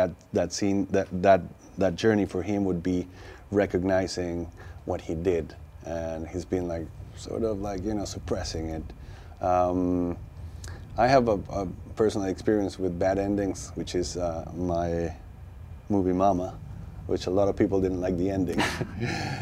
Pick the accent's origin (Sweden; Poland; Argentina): Argentina; I grew up in Argentina